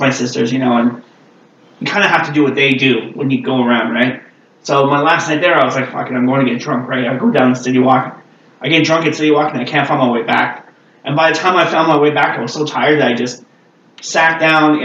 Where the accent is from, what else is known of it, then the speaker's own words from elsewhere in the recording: Quebec, Canada; I'm from Quebec, right? We don't have guns here